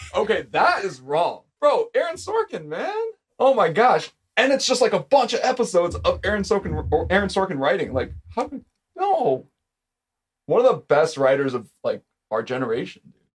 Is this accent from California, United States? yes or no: yes; Orange County, California, United States; I grew up in Orange County